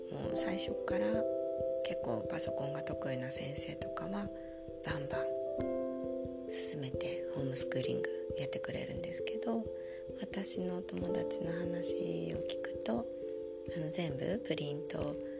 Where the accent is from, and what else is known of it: Japan; born or raised there; moved away as an adult; now in Germany